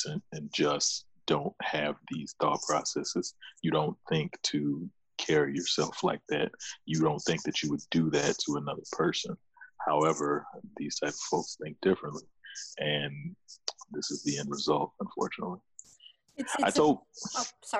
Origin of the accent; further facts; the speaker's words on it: the South, United States; I grew up in the South